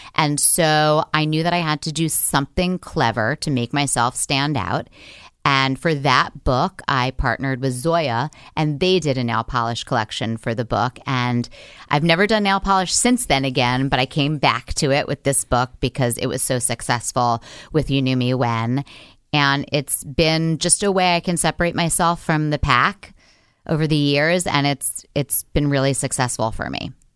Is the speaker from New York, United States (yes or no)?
yes; New York City, New York, United States; I grew up in Manhattan